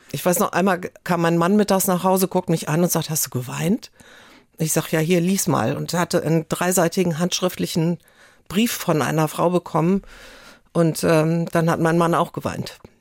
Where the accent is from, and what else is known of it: Cologne, North Rhine-Westphalia, Germany; also born or lived in Coesfeld; now in Hamburg, Germany